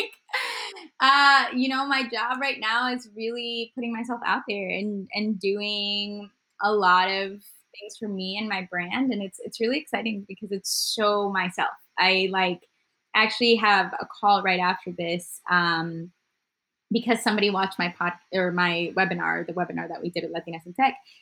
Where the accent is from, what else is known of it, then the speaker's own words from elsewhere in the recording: Houston, Texas, United States; also born or lived in Colombia / Nebraska; I came here when I was nine and I grew up in mini Colombia in Houston till I was 17